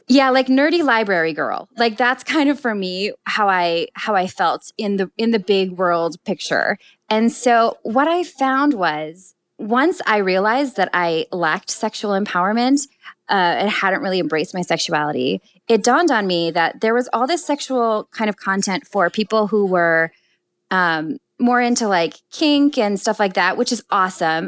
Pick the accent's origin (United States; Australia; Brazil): United States; Minnesota; moved away as an adult; also born or lived in New York; growing up in Minnesota, in you know, really loving family